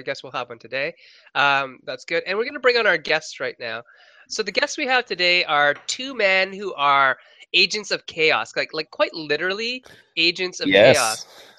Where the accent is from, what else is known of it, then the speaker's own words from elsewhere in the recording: Sault Ste. Marie, Ontario, Canada; my hometown of Sault Ste. Marie